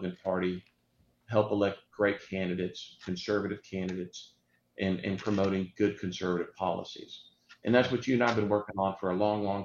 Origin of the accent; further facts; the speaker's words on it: Houston, Texas, United States; I grew up here in West Houston.